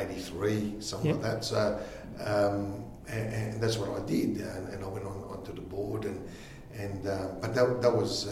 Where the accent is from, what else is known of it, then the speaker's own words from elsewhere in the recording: Collelongo, Abruzzo, Italy; born there; So Angelo was born in the same town I was born in Italy, in Collilongo.